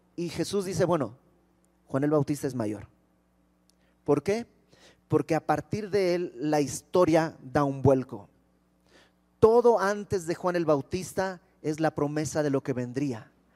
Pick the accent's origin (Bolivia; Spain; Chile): Bolivia; now in Mexico; yo no soy de México, yo soy de Bolivia